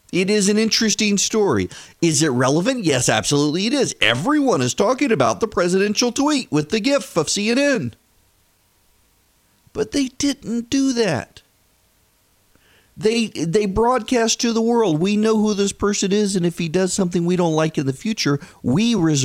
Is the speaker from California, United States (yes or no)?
no; Louisiana, United States; also born or lived in Dubai; now in Georgia, United States; I grew up in Louisiana, and when we would come home during the summer from Dubai, it was perfectly legal to buy fireworks in Louisiana.